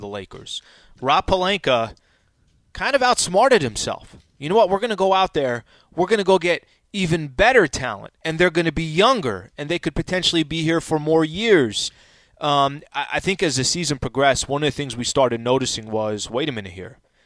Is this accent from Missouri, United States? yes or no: no; El Cajon, California, United States; I'm from El Cajon